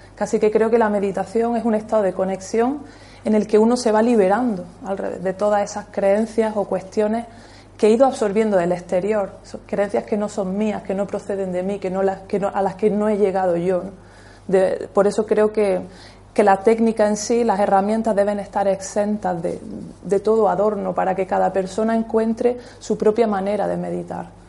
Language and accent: Spanish; Almuñécar, Andalusia, Spain; En aquella época yo nací en Almuñeca